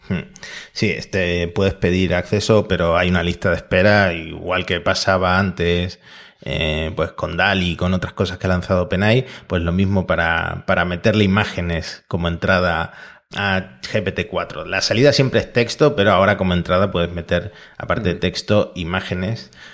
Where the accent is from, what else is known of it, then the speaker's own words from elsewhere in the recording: Argentina; Yo como argentino